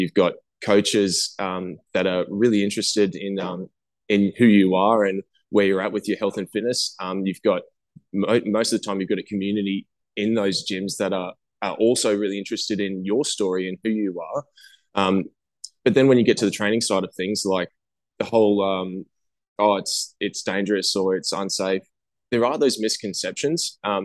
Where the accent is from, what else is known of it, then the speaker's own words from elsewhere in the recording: Australia; I'm actually from Australia